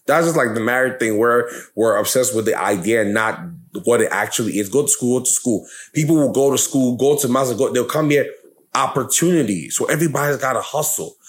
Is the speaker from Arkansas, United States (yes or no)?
no; New York, United States; I'm from New York